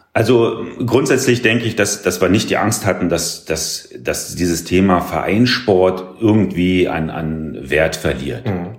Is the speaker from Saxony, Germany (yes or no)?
yes; small village near Hoyerswerda, northern Saxony, Germany; moved away as an adult; also born or lived in Cottbus; now in Wildau, Germany; ich komme ja aus Nordsachsen sozusagen, ein mhm. sehr, sehr kleines Dörfchen äh, in der Nähe von Hoyerswerda